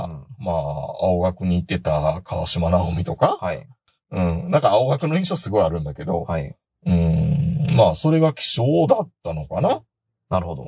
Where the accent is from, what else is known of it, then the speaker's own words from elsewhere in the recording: Kansai, Japan; 僕は関西の人